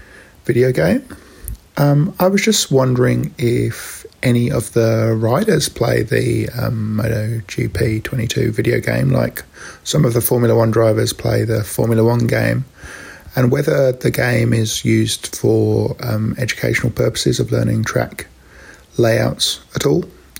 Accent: Melbourne, Victoria, Australia; I'm from Melbourne, Australia.

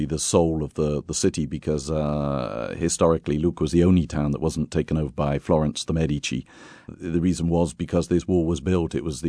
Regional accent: Bath, South West England, United Kingdom; moved away as an adult; now in Tuscany, Italy; Of course, I'm from Britain originally, from England, from Bath, in fact. I've been touring with my company down in Tuscany for a long time

